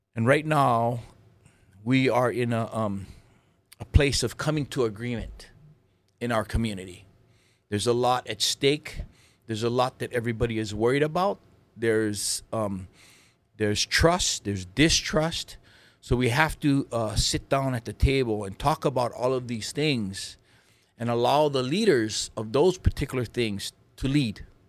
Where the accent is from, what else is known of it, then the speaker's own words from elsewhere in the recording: Lahaina, Hawaii, United States; also born or lived in Oahu; I grew up in, um, Lahaina, Maui